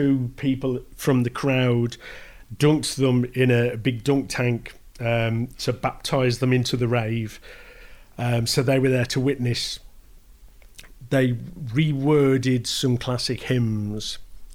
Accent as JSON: {"language": "English", "town": "Stafford", "region": "West Midlands", "country": "United Kingdom", "said": "I'm just … from Stafford"}